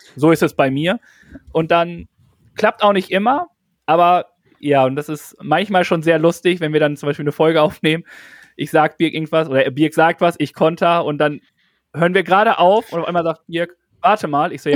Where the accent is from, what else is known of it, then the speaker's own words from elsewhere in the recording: North Rhine-Westphalia, Germany; ich komme ja aus Westfalen. Ich glaube aber, wir sind so gut äh, hochdeutschmäßig unterwegs, weil ich nicht aus dem Ruhrpott komme